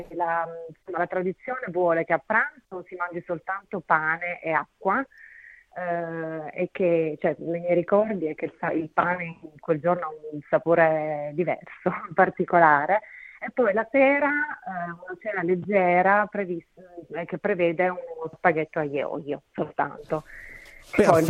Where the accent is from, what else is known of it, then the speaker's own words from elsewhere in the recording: Province of Avellino, Campania, Italy; also born or lived in Turin; now in Australia; sono della provincia di Avellino, eh, però trasferita poi a Torino